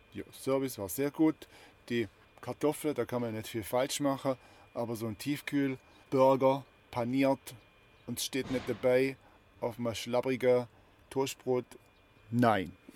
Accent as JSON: {"language": "German", "area": "Heuberg", "region": "Baden-Württemberg", "country": "Germany", "tie": "born or raised there", "said": "oben auf dem Heuberg aus meiner alten Heimat"}